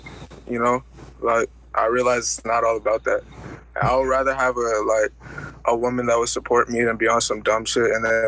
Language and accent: English; Burke, Virginia, United States; I'm an artist from Burke, Virginia, like, suburbs.